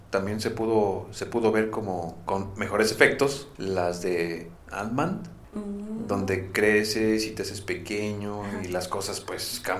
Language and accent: Spanish; Mexico; somos mexicanos